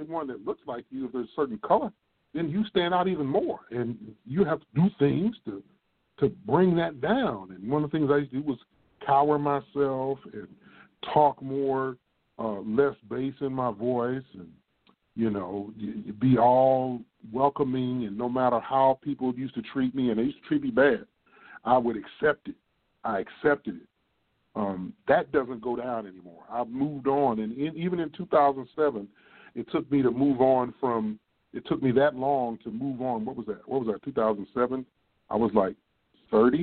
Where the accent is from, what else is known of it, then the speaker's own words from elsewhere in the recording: Midwest, United States; accent: Midwest; now in Texas, United States; we talk like we're from the Midwest. That's where we're from